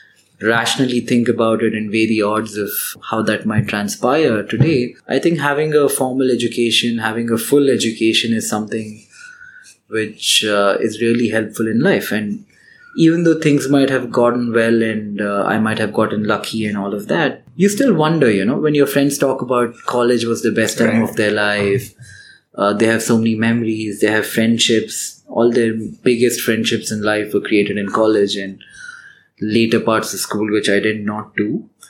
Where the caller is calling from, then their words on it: India; we're calling from India